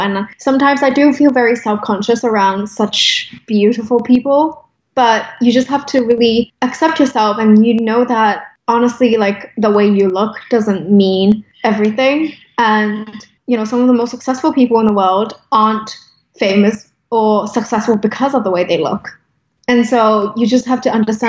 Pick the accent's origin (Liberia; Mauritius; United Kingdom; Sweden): United Kingdom; also born or lived in Hong Kong / Los Angeles; now in New York, United States; I was raised in the UK